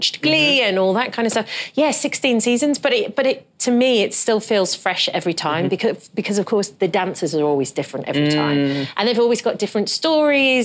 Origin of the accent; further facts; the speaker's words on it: London, United Kingdom; moved away as an adult; now in United States; coming from London